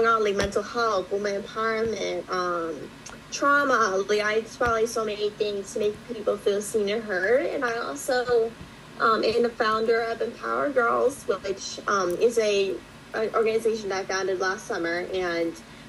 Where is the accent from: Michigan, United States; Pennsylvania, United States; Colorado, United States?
Pennsylvania, United States; Northeastern; I'm from Northeastern Pennsylvania